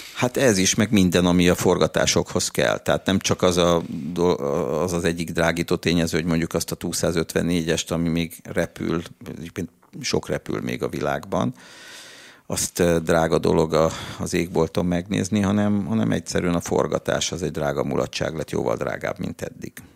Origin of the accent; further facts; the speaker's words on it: Budapest, Hungary; pesti fiú vagyok, aki mindig focizott a téren, az iskolában